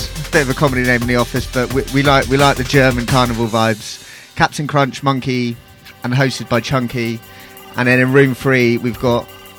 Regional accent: Bath, South West England, United Kingdom; moved away as an adult; now in London, United Kingdom; I guess originally I'm from Bath, same hometown as Danny Bird, but been living in London for about 8 years now.

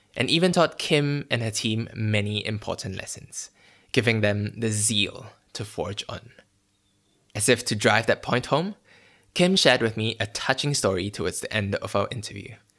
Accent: Malaysia

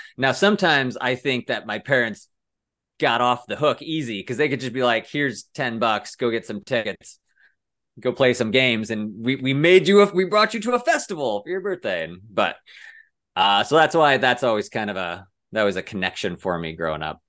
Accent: Cedar Rapids, Iowa, United States; moved away as an adult; also born or lived in Denver; born in Cedar Rapids, Iowa

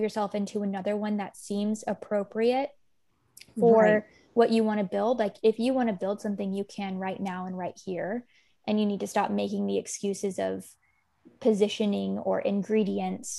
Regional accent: Kentucky, United States; moved away as an adult; also born or lived in San Francisco; I'm from Kentucky

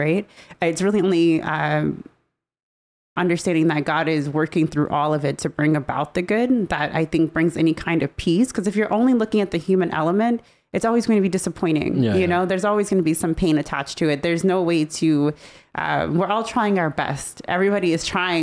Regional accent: United States; I'm a part of the United States

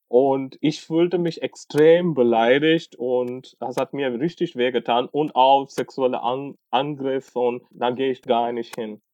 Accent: Tamil Nadu, India; German is a second language; now in Germany; ursprünglich, ich bin aus Tamil Nadu.

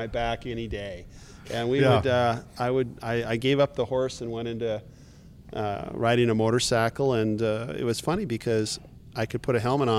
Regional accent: Montana, United States; accent: Montana twang; also born or lived in Kalispell, Montana / Scottsdale, Arizona / Ogden, Utah; now in Utah, United States; I grew up in Montana, and, you know, I lived in a very rural area.

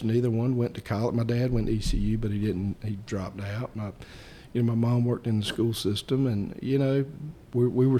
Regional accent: Lenoir County, North Carolina, United States; also born or lived in Wilson, North Carolina; I was born actually in Wilson, but I grew up in Lenoir County

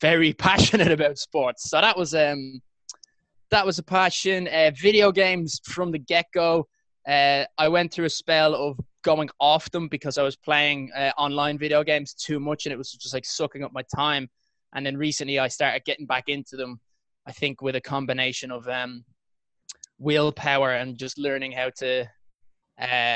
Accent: Ireland; moved away as an adult; now in London, United Kingdom; So I'm from Ireland. It's where I currently am living at the moment, just because after my first round of chemo treatment, I wanted to go home and visit my parents.

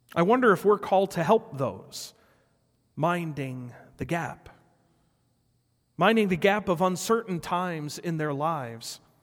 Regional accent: Rockford, Illinois, United States; my hometown of Rockford.

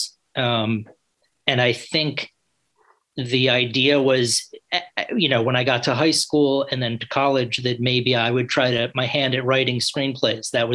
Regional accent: New York City, New York, United States; moved away as an adult; also born or lived in New Orleans; originally I'm from New York City, so I think I moved back to New York City when I graduated

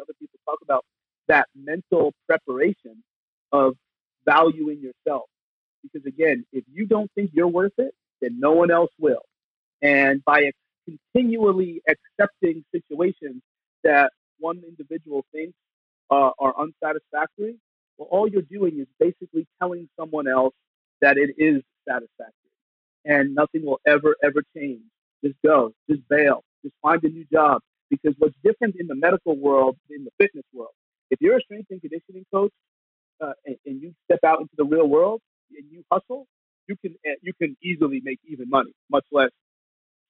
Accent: New York area, New Jersey, United States; I come from New Jersey, New York area.

